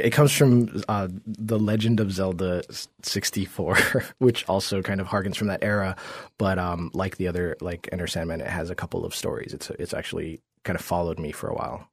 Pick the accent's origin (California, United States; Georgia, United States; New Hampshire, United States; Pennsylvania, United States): Georgia, United States; also born or lived in Jamaica; when I was maybe seven or eight, we moved to Georgia